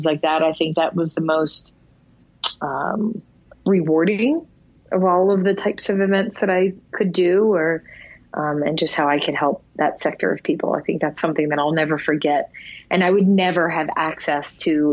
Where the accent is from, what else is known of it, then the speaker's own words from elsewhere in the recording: Philadelphia, Pennsylvania, United States; I'm from Philadelphia